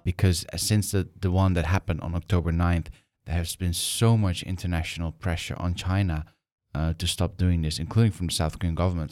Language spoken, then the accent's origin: English; Netherlands; I'm from the Netherlands